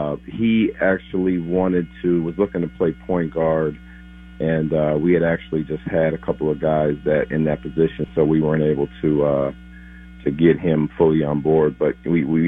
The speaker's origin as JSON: {"language": "English", "town": "Minneapolis", "region": "Minnesota", "country": "United States", "tie": "born or raised there", "also_born_or_lived": "Texas", "moved": "yes", "said": "my hometown, Timberwolves."}